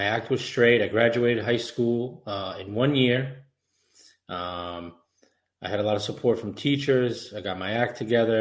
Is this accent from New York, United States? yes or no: yes; Suffolk County, New York, United States; Growing up in Suffolk County, good family, good neighborhood